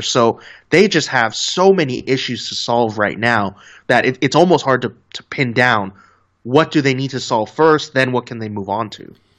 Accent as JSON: {"language": "English", "country": "United States", "tie": "born or raised there", "said": "growing up in the States"}